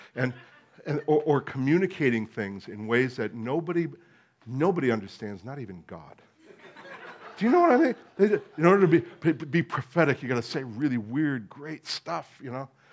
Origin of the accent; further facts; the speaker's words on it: United States; being American